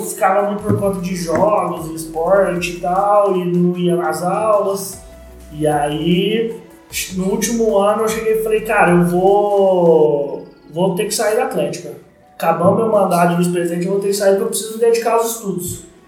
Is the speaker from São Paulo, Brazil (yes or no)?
yes; Franca, São Paulo, Brazil; quando eu voltei para Franca, em 99, meu pai tinha uma escolinha de basquete aqui